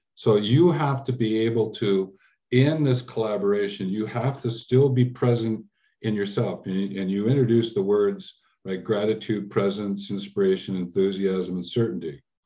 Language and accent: English; Canada; also born or lived in England; I was born in England and we came over when I was about six years old to Canada.